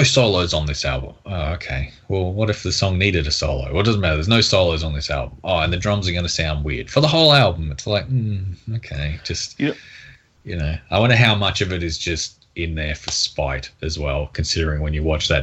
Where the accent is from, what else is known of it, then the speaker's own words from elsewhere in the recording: Australia; I'm Australian